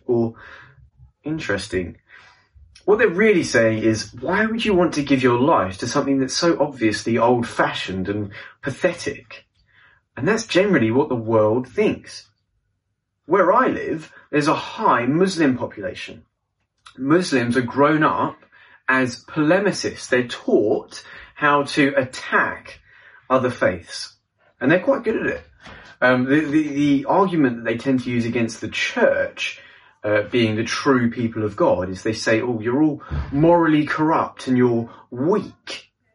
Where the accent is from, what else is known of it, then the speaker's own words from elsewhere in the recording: London, United Kingdom; I'm from London, England